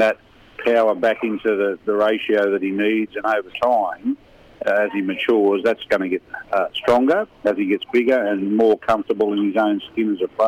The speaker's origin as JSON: {"language": "English", "town": "Newcastle", "region": "New South Wales", "country": "Australia", "tie": "born or raised there", "said": "my hometown."}